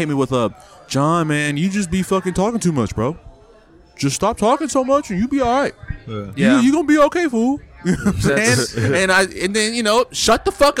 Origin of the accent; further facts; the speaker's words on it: Memphis, Tennessee, United States; Oh, I'm from Memphis.